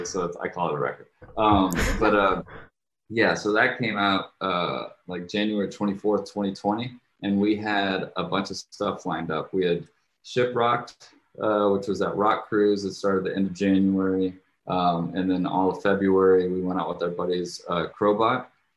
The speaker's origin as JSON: {"language": "English", "region": "Jakarta", "country": "Indonesia", "tie": "born or raised there", "said": "I guess I grew up overseas. I grew up in Indonesia, and I lived in Jakarta, Indonesia."}